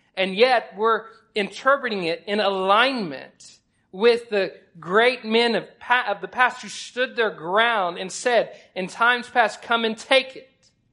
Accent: Oklahoma, United States; now in Texas, United States; I'm from Oklahoma, but I've lived long enough in Texas that I'm going to go ahead and allow myself to be called Texan

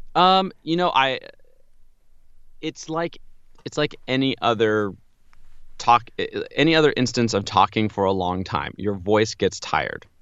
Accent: Pasadena, California, United States; growing up in Pasadena, Southern California area

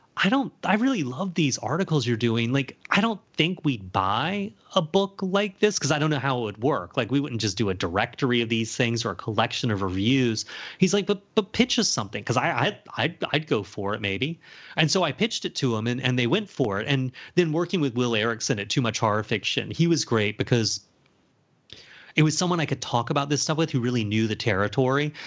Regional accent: Charleston, United States; moved away; growing up in Charleston

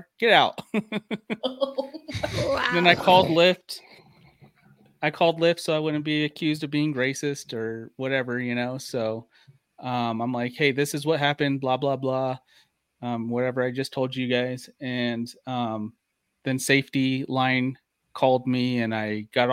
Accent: Ohio, United States; moved away; when I lived in Ohio, we had a pretty big backyard and a shed

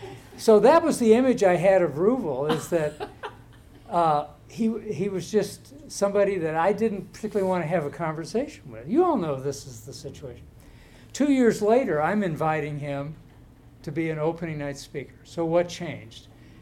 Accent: Northeast Arkansas, United States; my background in Northeast Arkansas

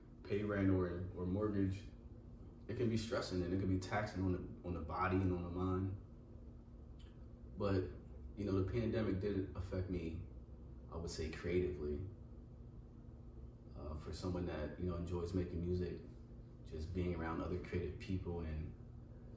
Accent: Pennsylvania, United States; moved away as an adult; also born or lived in Virginia; I moved back up here to PA where I'm from.

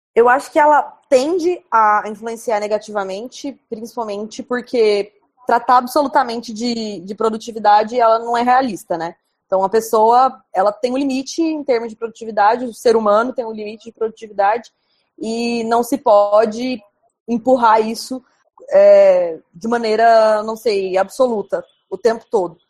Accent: Goiânia, Goiás, Brazil; moved away as an adult; now in India; Eu sou de Goiânia, que é uma cidade quente

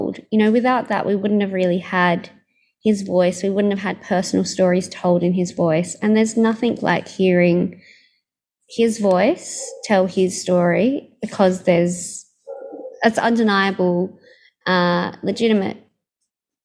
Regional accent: Australia; my childhood growing up in Australia

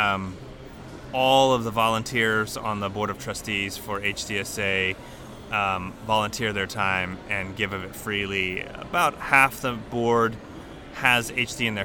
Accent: Houston, Texas, United States; now in Birmingham, United States; I grew up in Houston

